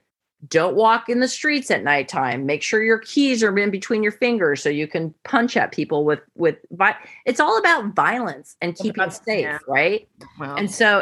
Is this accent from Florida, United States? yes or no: no; California, United States; I grew up in California